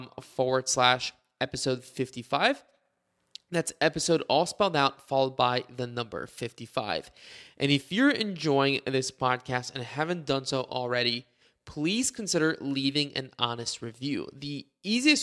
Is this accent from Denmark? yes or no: no; Bulgaria; now in United States; somebody who grew up in Bulgaria and immigrated to the US